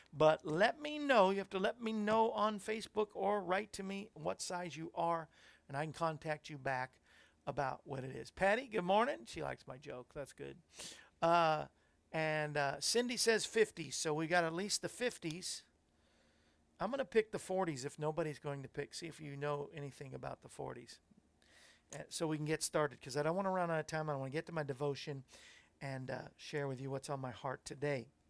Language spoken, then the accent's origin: English; Florida, United States; when I was growing up in Florida